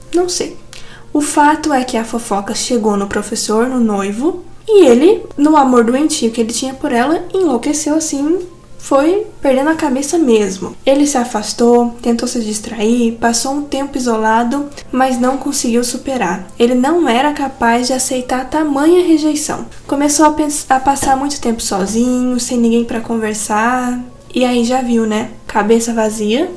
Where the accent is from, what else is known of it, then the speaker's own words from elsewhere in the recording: São Paulo, Brazil; accent: caipira; O nosso ataque é caipira